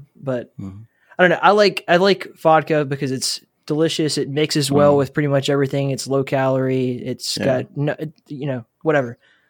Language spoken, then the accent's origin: English; Ireland; It's crazy, though, but because we're like Irish people are famously potato people.